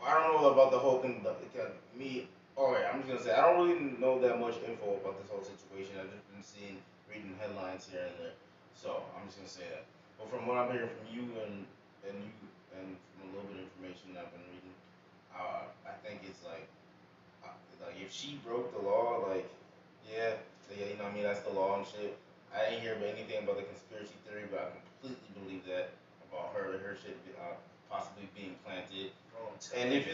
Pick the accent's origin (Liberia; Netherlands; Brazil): Liberia; now in United States; I wasn't born here. I was born in Liberia, and I was a naturalized citizen back in 2015.